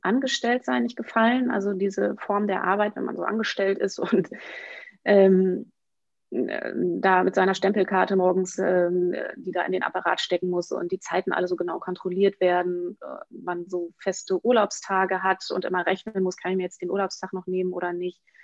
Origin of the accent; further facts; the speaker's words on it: Emsland, Lower Saxony, Germany; moved away as an adult; also born or lived in Münster / Paris; ich komme aus dem Emsland und habe in Münster studiert